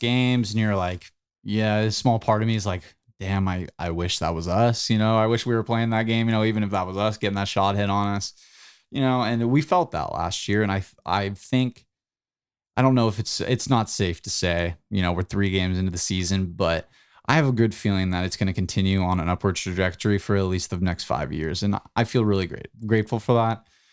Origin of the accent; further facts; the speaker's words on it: United States; we, as American superiorists that we are